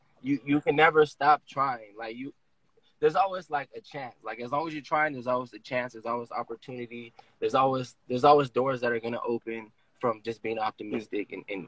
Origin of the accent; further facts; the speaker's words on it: Oceanside, California, United States; I'm born and raised in Oceanside. I grew up in Oceanside in a section called Fireside, in Oceanside. Oceanside is very diverse. It's a developing city